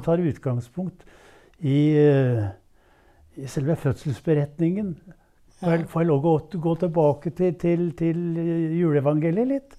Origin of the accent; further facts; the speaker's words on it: Våle, Vestfold, Norway; moved away as an adult; also born or lived in Jeløya, Moss; I eh, det som da het Våle kommune, 15 km nord for Tønsberg